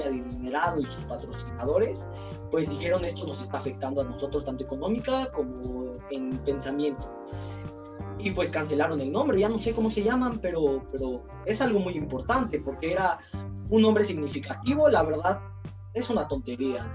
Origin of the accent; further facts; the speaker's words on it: Mexico; siendo mexicanos